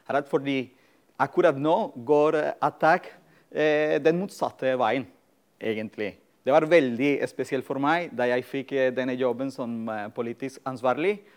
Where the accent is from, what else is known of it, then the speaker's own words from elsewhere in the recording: Colombia; moved away as an adult; now in Norway; egentlig mitt eh, samfunnsengasjement begynte da jeg var student eh, på et universitet i Colombia. Jeg kommer opprinnelig fra Colombia.